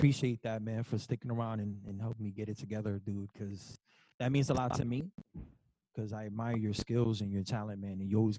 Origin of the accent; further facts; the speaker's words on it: New Jersey, United States; I'm from the East Coast, so I grew up in Jersey.